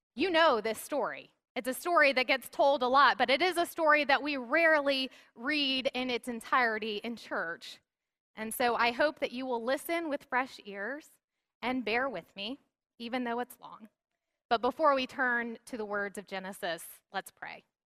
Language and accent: English; the South, United States; I grew up in the South where it was so common to see bumper stickers